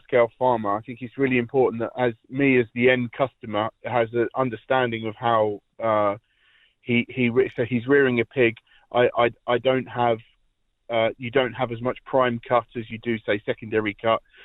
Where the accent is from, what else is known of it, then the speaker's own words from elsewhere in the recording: near Gatwick Airport, South East England, United Kingdom; moved away as an adult; now in County Laois, Ireland; I grew up in the uh, in the south of south of England, at the end of the runway near Gatwick Airport